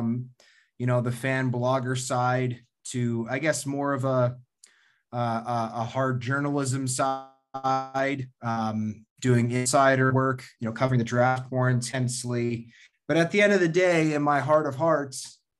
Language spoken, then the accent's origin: English; Winnipeg, Manitoba, Canada; I grew up in Winnipeg